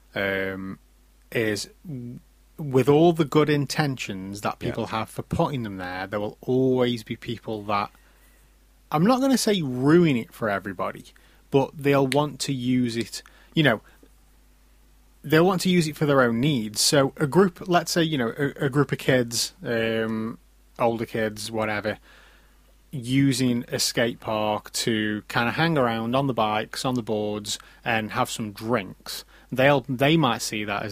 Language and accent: English; Stoke-on-Trent, West Midlands, United Kingdom; we're from Stoke-on-Trent